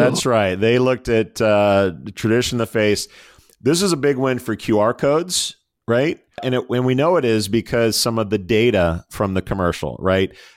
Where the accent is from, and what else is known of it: United States